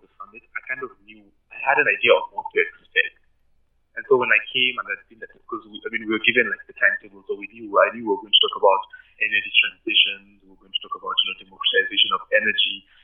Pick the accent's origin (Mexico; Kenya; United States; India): Kenya; moved away as an adult; now in Pretoria, South Africa; from Kenya